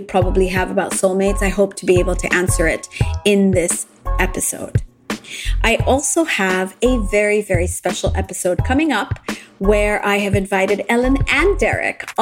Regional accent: Japan; moved away; also born or lived in United States / London / Dubai; I grew up in Japan. I lived in the US for a while in London, and I also lived in Dubai after

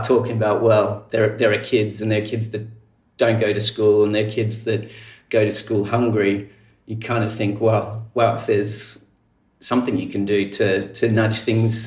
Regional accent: country New South Wales, Australia; also born or lived in Zimbabwe / South Africa; Essentially a kid from country New South Wales in Australia

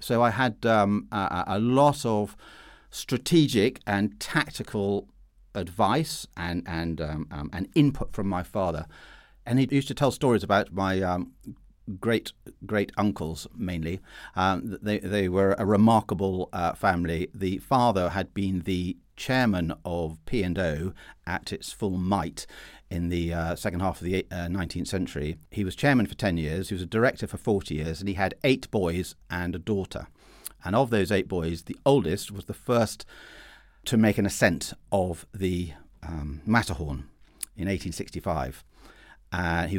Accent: Perth, Scotland, United Kingdom; born there; I was born in Perth in Scotland, where I can assure listeners it is considerably colder than where Peter was toughened up in southern England.

